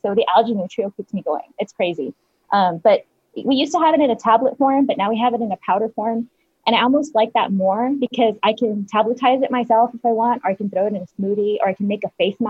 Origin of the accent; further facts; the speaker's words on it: El Paso, Texas, United States; El Paso.